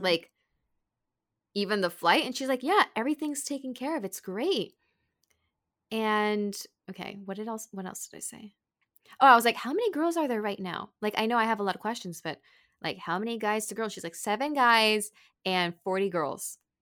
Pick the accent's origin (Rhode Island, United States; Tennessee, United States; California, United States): California, United States; moved away as an adult; also born or lived in Arizona / Tokyo, Japan; I grew up in California